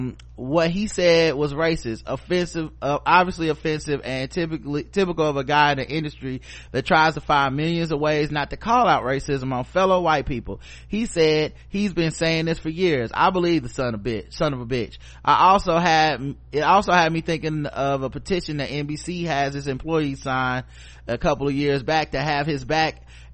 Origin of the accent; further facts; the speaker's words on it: Florida, United States; a good amount of Hispanics do vote Republican, especially in my home state of Florida.